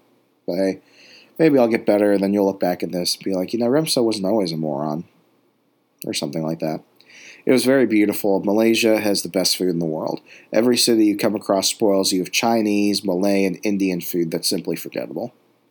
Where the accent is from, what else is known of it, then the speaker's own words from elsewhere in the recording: Sweden; English is a second language; growing up in Sweden also prepared me for the cold virtually since birth.